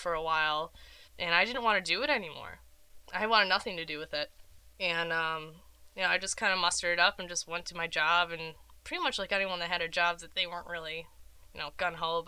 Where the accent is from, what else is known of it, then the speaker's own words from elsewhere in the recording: Rochester, New York, United States; I grew up in Rochester, New York